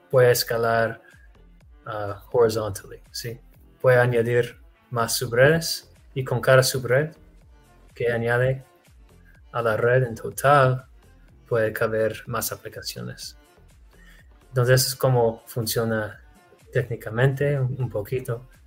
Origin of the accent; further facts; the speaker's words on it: Texas, United States; Sí, de los Estados Unidos, en Texas.